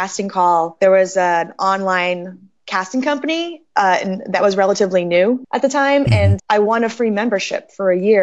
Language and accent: English; Boston, Massachusetts, United States; moved away as an adult; now in Los Angeles, United States; I was born and raised in Boston and I was there until, gosh, about 10 years ago, I came